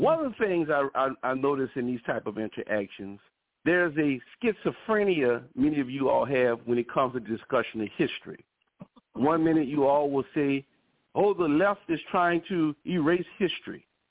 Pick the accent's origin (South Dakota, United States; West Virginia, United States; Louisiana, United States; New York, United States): Louisiana, United States; New Orleans; I'm from New Orleans, Louisiana. My family has been in this